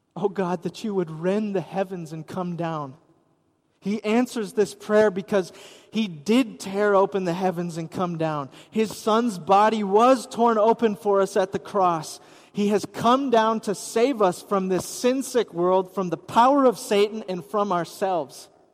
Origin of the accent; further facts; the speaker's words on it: Wisconsin, United States; I grew up in Wisconsin